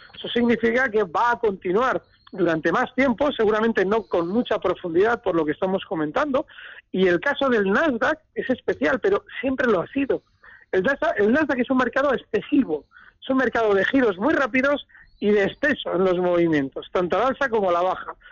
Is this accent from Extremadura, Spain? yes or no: no; Bilbao, Basque Country, Spain; moved away; me he escondido en mi tierra